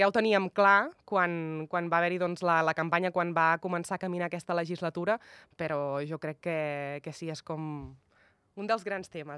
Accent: Tordera, Catalonia, Spain; now in Andorra; Vinc d'un poble doncs, que també doncs, és terra de, de hockey, hoquei

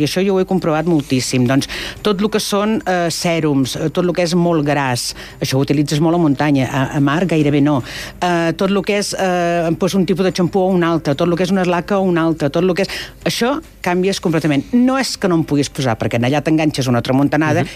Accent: Empordà, Catalonia, Spain; jo sóc de l'Empordà i allà tenim tenim tramuntana

